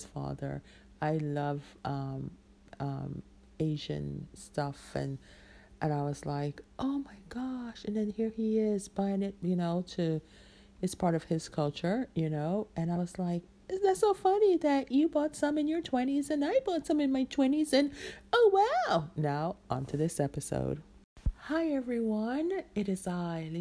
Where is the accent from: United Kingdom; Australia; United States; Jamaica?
Jamaica; I'm Jamaican